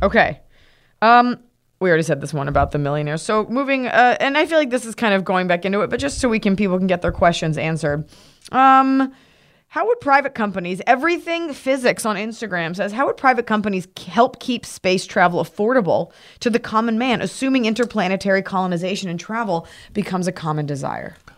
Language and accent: English; Texas, United States; from Texas